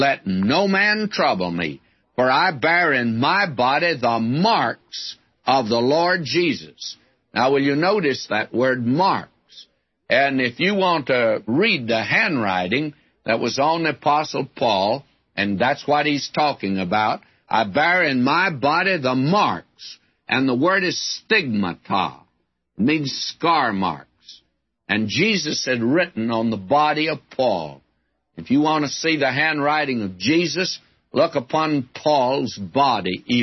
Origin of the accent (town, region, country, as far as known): West Texas, United States; born or raised there